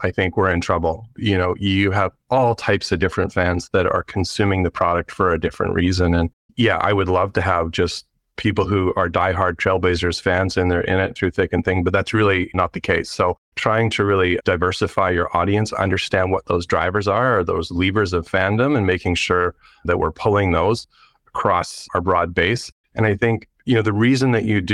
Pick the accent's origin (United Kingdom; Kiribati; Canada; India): Canada; moved away as an adult; now in Portland, United States; I'm actually from Canada